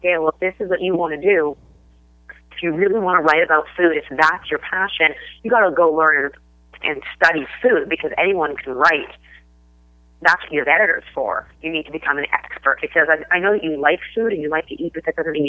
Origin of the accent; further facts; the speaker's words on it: Toronto, Ontario, Canada; moved away; I grew up in Toronto, Canada